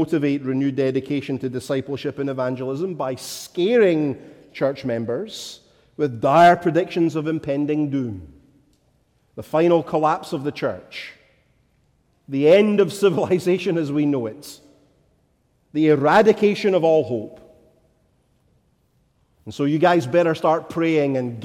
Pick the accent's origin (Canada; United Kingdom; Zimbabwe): United Kingdom; Scotland; as a Scotsman